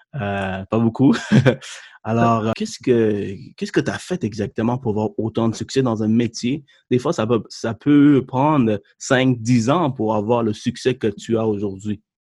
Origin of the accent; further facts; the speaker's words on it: Sri Lanka; now in Quebec, Canada; je suis né au Sri Lanka